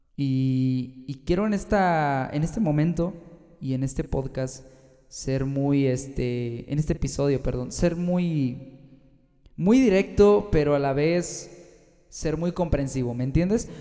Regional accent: Mexico; also born or lived in Guanajuato, Mexico; aquí fíjate que en México

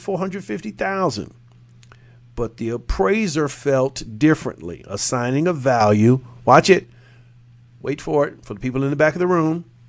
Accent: Jacksonville, Florida, United States; in my hometown, eh, which is one of the more, uh, lenient areas of, uh, that speaking to this racial inequity, and it's always been that way since the Confederacy, Jacksonville, Florida

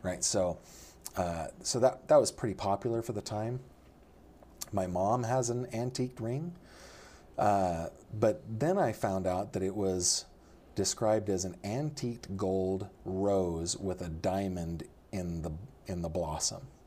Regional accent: Sacramento Valley, rural suburb of Sacramento, California, United States; I was raised in the Sacramento Valley, uh, in, in a rural suburb of Sacramento

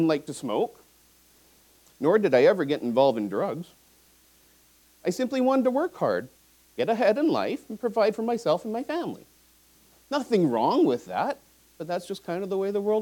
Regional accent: Vancouver, British Columbia, Canada; I grew up in Vancouver. I went to John Oliver Secondary

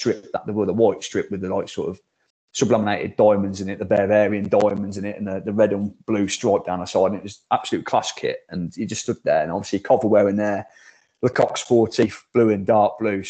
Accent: Coventry, West Midlands, United Kingdom; they figured out I was an English lad, told them I was from Coventry

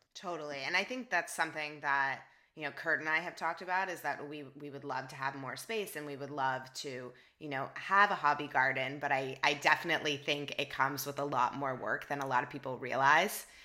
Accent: Toronto, Ontario, Canada; now in San Francisco, United States; Toronto is my hometown, born and raised, and I love it there

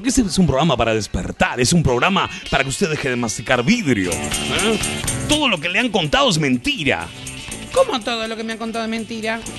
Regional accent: Mexico; la nueva universidad de donde yo soy, de México

